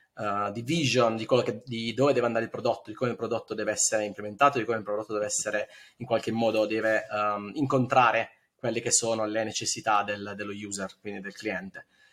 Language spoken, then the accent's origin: Italian; Bari, Apulia, Italy; moved away as an adult; now in Berlin, Germany; io sono di Bari ma mi trasferisco a Berlino otto anni fa